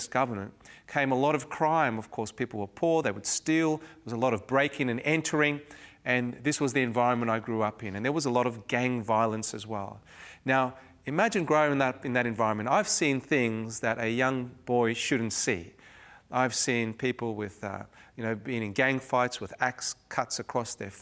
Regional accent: Cape Town, Western Cape, South Africa; growing up in Cape Town, South Africa during the 70s and early 80s

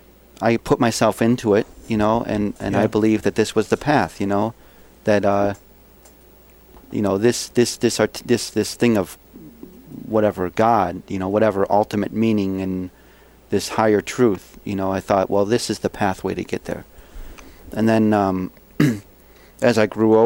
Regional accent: Buffalo, New York, United States; I grew up in Buffalo, you know, working class Catholic

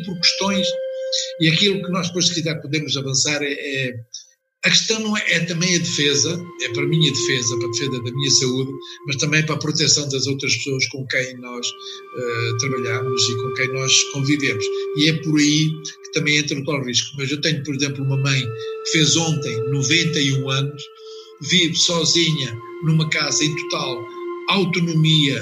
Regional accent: Coimbra, Centro, Portugal; also born or lived in Angola; now in Lisbon, Portugal; Eu nasci em África e mais propriamente em Angola mas vim residir e onde me formei em Coimbra, portanto as minhas origens praticamente são de Coimbra.

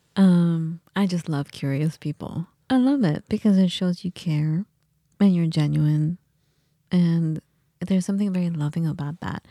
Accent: United States; also born or lived in England; as an American student

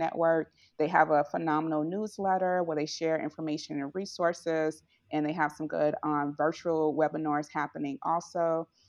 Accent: St. Louis, Missouri, United States; here in my hometown in Saint Louis

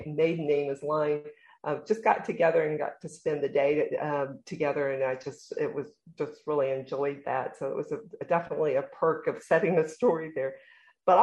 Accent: Abilene, Kansas, United States; moved away; my hometown of Abilene, Kansas

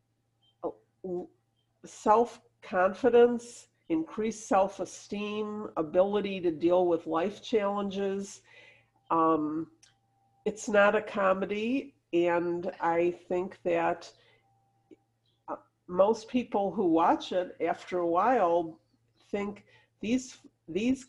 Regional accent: Detroit, Michigan, United States; I'm from Detroit

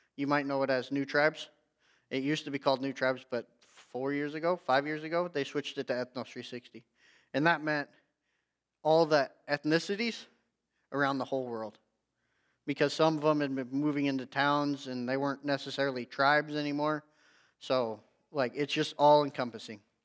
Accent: Hay Springs, Nebraska, United States; also born or lived in Loup City, Nebraska; I was born in Loop City, um, central Nebraska, and then we moved out east to Shattern area, like Hay Springs, uh, is where I grew up and graduated from high school

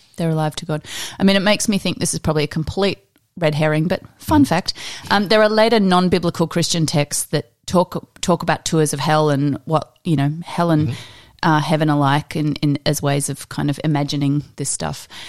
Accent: Australia; we're Australian

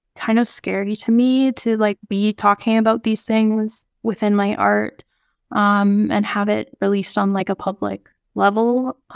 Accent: Nunavut, Canada; my family and growing up in Nunavut

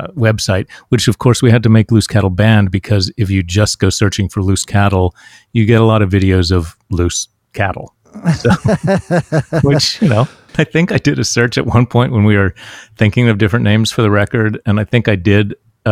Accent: Huntington, West Virginia, United States; moved away; I grew up in West Virginia, in Huntington, West Virginia.

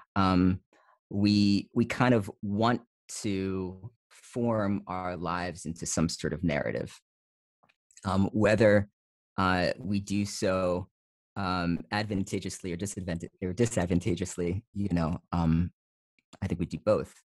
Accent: New Jersey, United States; moved away as an adult; also born or lived in East Coast; now in Fresno, United States; I grew up in New Jersey, I grew up in suburban New Jersey.

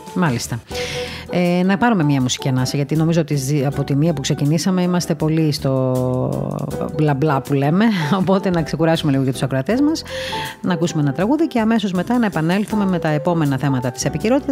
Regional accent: Crete, Greece; now in Athens, Greece; εκεί που μεγάλωσα εγώ στην Κρήτη

